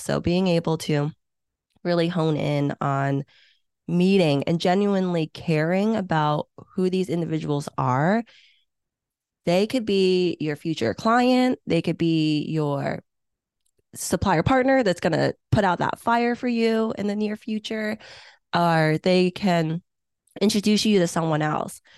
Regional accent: Hong Kong; English is a second language; now in United States; I was born in Hong Kong

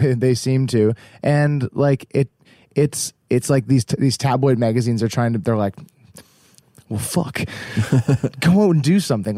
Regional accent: Halifax, Nova Scotia, Canada; we're from Halifax

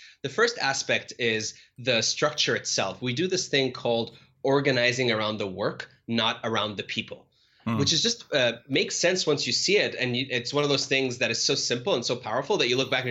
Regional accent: Cairo, Cairo Governorate, Egypt; moved away as an adult; now in United States; I was born and raised in Cairo and grew up there for the majority of my life

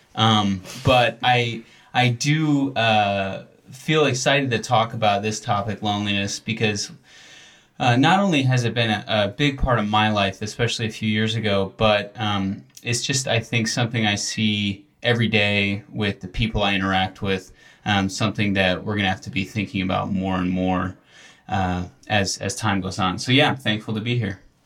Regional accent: near Buffalo, New York, United States; grew up near Buffalo

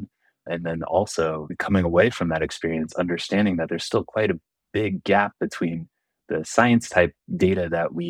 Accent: San Jose, California, United States; also born or lived in San Diego / Irvine; I grew up in San Jose, but I went to college in San Diego

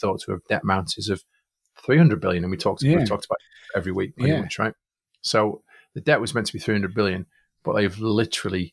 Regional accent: Manchester, North West England, United Kingdom; I'm from Manchester.

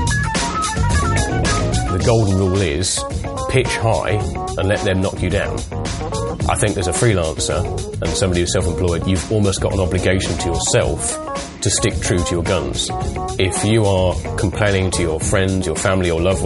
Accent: East Midlands, United Kingdom; moved away as an adult; also born or lived in Blackpool / London; East Midlands originally

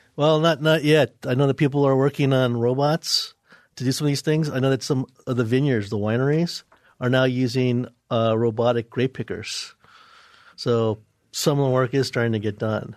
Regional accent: New York, United States; Where I'm originally from, New York

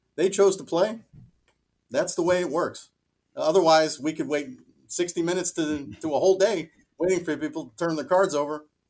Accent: Miami Beach, Florida, United States; now in Schenectady, United States; I grew up in Miami Beach

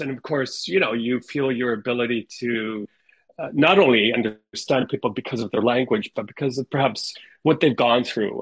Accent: Ottawa, Ontario, Canada; first language Ukrainian; we also um, grew up in Ottawa

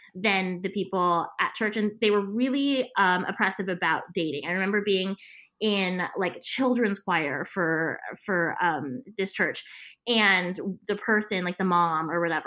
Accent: San Antonio, Texas, United States; moved away as an adult; also born or lived in New York / Los Angeles; I'm originally from San Antonio, Texas

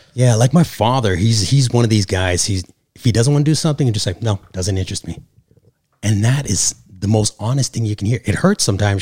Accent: Canada; now in Los Angeles, United States; originally from Canada, live here in Los Angeles, California

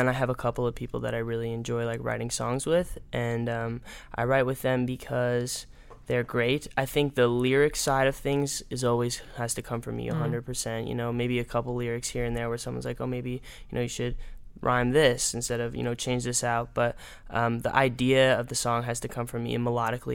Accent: Arizona, United States; now in Los Angeles, United States; growing up in Arizona

